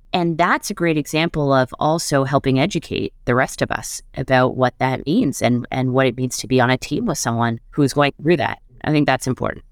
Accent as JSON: {"language": "English", "town": "Montreal", "region": "Quebec", "country": "Canada", "tie": "born or raised there", "moved": "as an adult", "lives_now": "Toronto, Canada", "said": "I grew up in Montreal."}